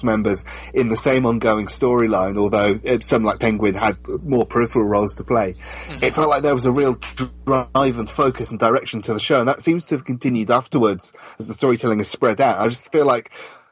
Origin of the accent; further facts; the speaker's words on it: London, United Kingdom; I'm British and I come from London